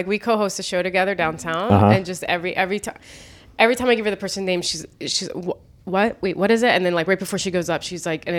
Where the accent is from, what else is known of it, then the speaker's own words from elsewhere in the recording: Ohio, United States; this house MC in a club in Ohio. And it's like my hometown, and I feel like he just hates me. Like I'm like, ooh, big shot, moved to New York, moved to LA, whatever.